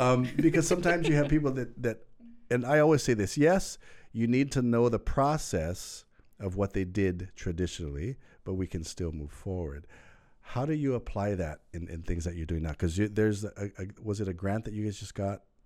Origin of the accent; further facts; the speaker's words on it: Maui, Hawaii, United States; moved away as an adult; now in Oahu, United States; we grew up on Maui